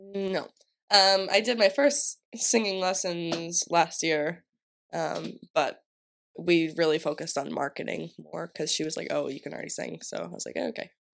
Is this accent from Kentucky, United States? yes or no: no; Massachusetts, United States; I'm from Massachusetts